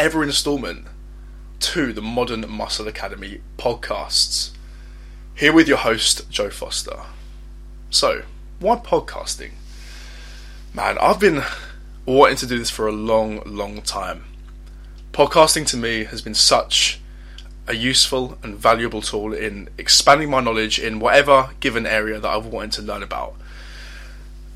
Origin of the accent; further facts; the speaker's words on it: Essex, East of England, United Kingdom; I'm 21 years old, and I'm from Essex.